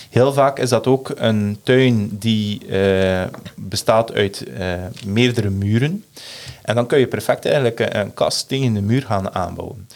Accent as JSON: {"language": "Dutch", "country": "Belgium"}